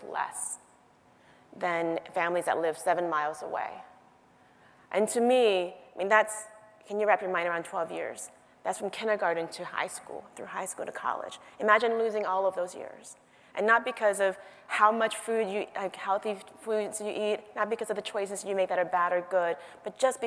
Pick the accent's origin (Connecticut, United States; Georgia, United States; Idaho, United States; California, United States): California, United States; Oakland; also born or lived in Vietnam; I grew up in Oakland, one of the most impoverished and polluted communities in this country still.